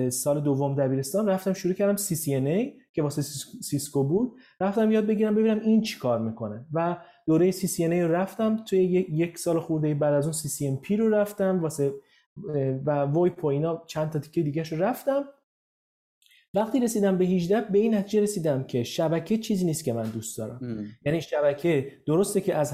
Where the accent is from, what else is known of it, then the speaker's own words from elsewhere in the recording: Zanjan, Zanjan Province, Iran; also born or lived in Tehran; متولد تهران هستم ولی به خاطر شغل بابام توی زنجان بودم یعنی من مدت خیلی زیادی از زندگی من تو زنجان در واقع زندگی کردم